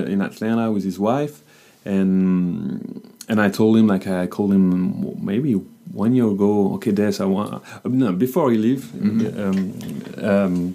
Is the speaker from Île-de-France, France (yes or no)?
yes; Paris, Île-de-France, France; accent: French; English is a second language; I'm from Paris